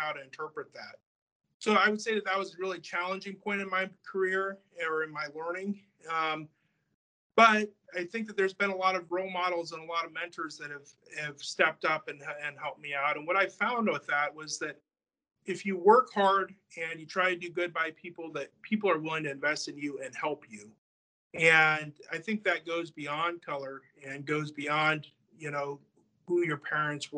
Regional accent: Iowa, United States; also born or lived in California; my dad wanted to move to Iowa

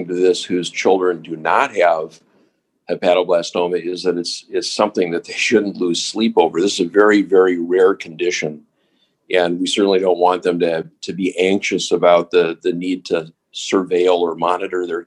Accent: Minneapolis, Minnesota, United States; moved away as an adult; also born or lived in Seattle, Washington / Washington, D.C.; now in Cleveland, United States; I grew up in Minnesota, in Minneapolis

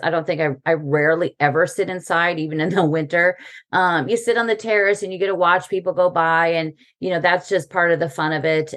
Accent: United States; now in Paris, France; as an American

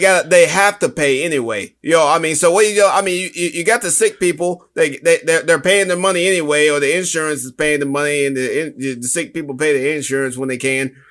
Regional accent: New York, United States; I am also from New York

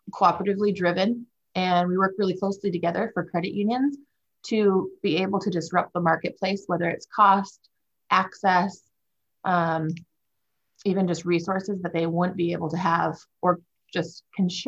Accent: Wisconsin, United States; also born or lived in Minnesota; now in Grand Rapids, United States; Um, well, I, I live here in Grand Rapids, Michigan, which is where our CUSO is based out of. Um, I'm from Wisconsin and Minnesota.

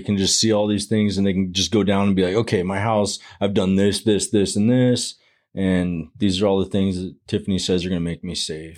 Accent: Arizona, United States; I was born and raised in Arizona.

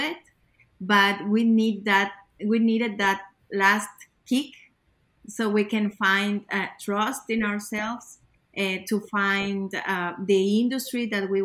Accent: Ecuador; moved away as an adult; now in United States; We were born and raised in Ecuador.

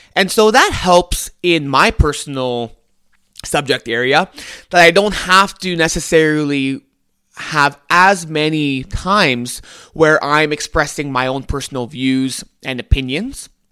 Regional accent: Canada; I'm Canadian

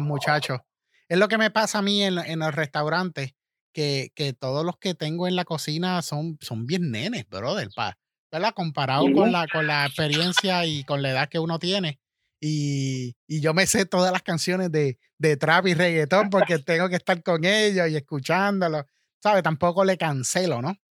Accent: Manatí, Puerto Rico; Yo soy de Manatí, soy de esa área también.

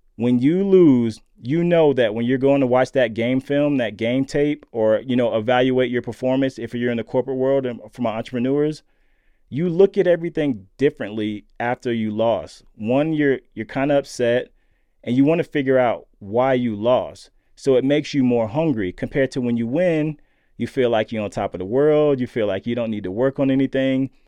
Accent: Lakeland, Florida, United States; growing up in Lakeland, Florida

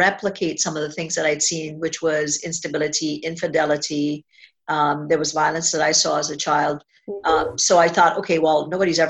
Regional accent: Trinidad & Tobago; I was born in a little island of Trinidad and Tobago in the Caribbean.

